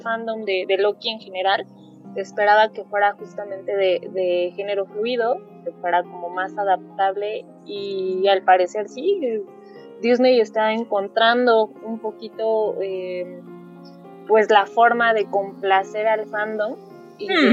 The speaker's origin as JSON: {"language": "Spanish", "country": "Mexico", "said": "como nosotras somos de, de México"}